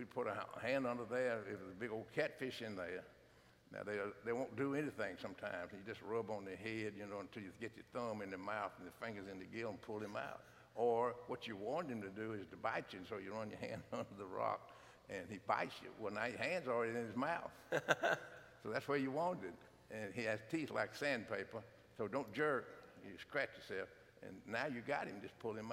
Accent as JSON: {"language": "English", "town": "Franklin", "country": "United States", "tie": "born or raised there", "said": "born and raised in Franklin, just like me"}